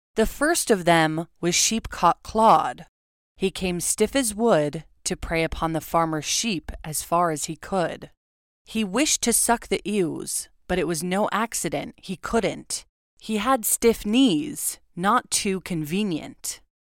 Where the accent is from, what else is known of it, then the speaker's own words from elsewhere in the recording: Southern California, United States; now in Oregon, United States; Growing up in Southern California